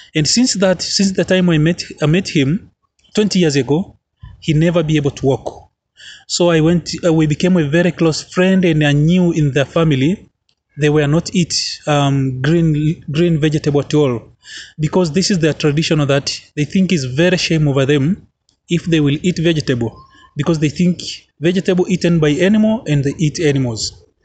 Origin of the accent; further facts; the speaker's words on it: Arusha, Tanzania; I'm from Arusha, Tanzania